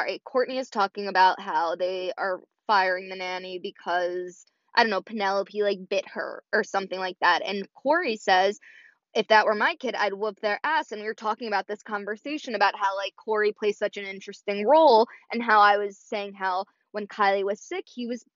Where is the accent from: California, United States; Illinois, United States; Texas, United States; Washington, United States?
Illinois, United States; Chicago; I was born in Chicago, and, you know, I definitely have Chicago roots